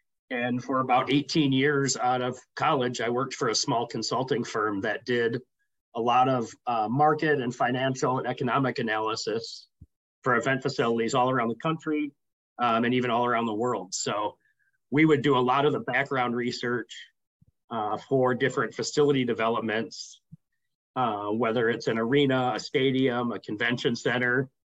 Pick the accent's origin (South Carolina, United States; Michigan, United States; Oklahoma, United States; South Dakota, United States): South Dakota, United States; Sioux Falls; moved away as an adult; also born or lived in Minneapolis, Minnesota; now in St. Paul, United States; I was born and raised in Sioux Falls, South Dakota. Graduated from high school there and moved to Minneapolis, Minnesota for to study both finance and German at the Twin Cities campus